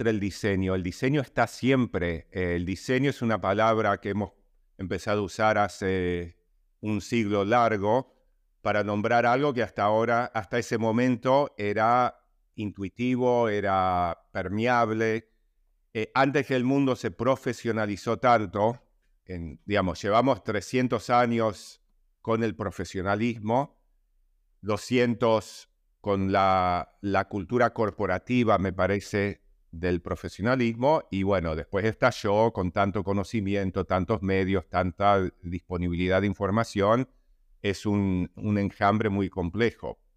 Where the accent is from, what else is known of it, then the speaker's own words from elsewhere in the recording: New York, United States; moved away as an adult; now in Argentina; nací en Argentina, donde estoy ahora, emigramos a Nueva York en el 67 a raíz de, una dictadura de honganía en Argentina y viví hasta los 30 años en Nueva York, momento en que vine, volví a la Argentina ya hace 30 años